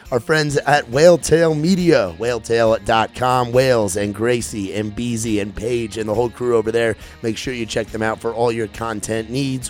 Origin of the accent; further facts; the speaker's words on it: New York, United States; moved away; growing up in New York